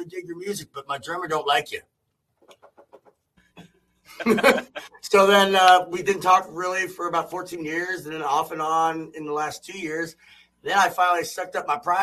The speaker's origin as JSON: {"language": "English", "town": "Louisville", "region": "Kentucky", "country": "United States", "said": "we are from Louisville, Kentucky"}